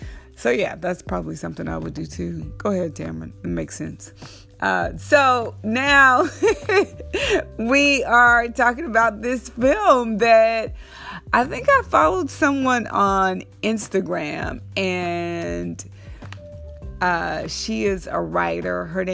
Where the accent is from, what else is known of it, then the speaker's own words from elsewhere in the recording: Fort Worth, Texas, United States; my actual hometown where I was born, Fort Worth, Texas.